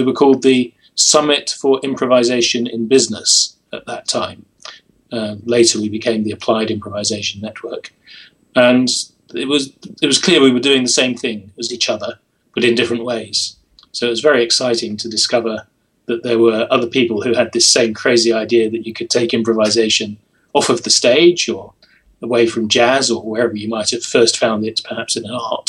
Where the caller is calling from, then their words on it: St Albans, East of England, United Kingdom; I'm in St. Albans, which is a small city just outside London in the UK.